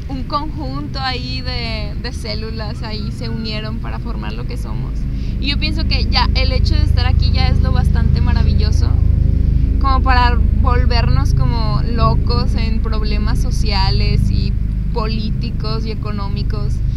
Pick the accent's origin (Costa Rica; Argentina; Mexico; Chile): Mexico; Zacatecas; moved away; yo que soy de Zacatecas, que, que por ciertas circunstancias me vine para acá